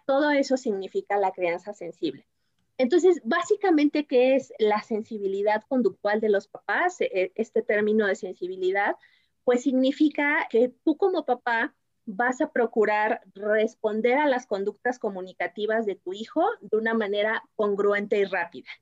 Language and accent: Spanish; Mexico; como mexicanos